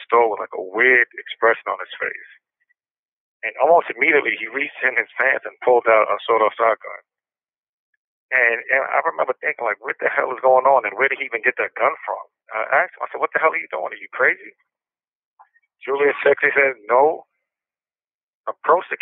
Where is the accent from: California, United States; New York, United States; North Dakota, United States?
New York, United States; New York City; I grew up in Brooklyn, New York, and I grew up with my mother and father and my two older brothers